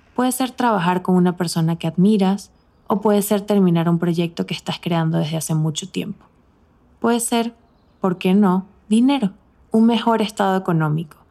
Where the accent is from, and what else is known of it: Venezuela; moved away as an adult; now in Mexico City, Mexico